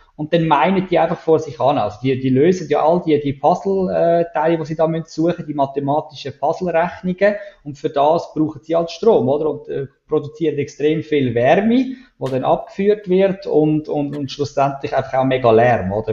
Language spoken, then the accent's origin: German; Switzerland